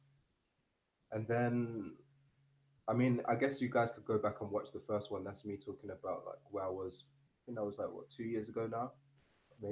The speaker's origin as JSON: {"language": "English", "region": "London", "country": "United Kingdom", "moved": "as an adult", "lives_now": "Seville, Spain", "said": "I'm from London, England originally. Right now I'm living in Spain. I'm living in Sevilla"}